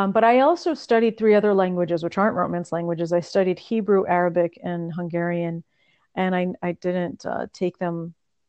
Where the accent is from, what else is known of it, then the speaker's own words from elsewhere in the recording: California, United States; first language Russian; English is a second language; moved away; also born or lived in New York / Bosnia; Spanish, it was easy because I grew up in California, so it was an obvious one to learn.